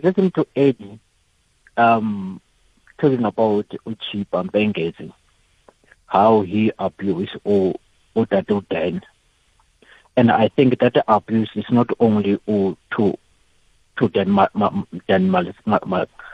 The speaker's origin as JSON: {"language": "English", "country": "South Africa", "also_born_or_lived": "Mokopane", "said": "us as South African soccer lovers"}